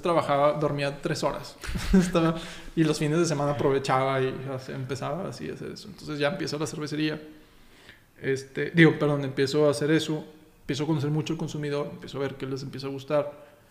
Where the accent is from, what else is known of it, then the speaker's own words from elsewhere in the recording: Texas, United States; now in Mexico; soy mexicano y soy americano, yo nací en Texas